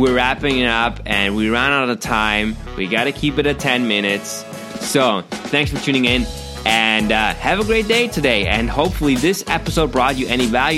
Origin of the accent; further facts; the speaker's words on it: Germany; English is a second language; I'm from Germany.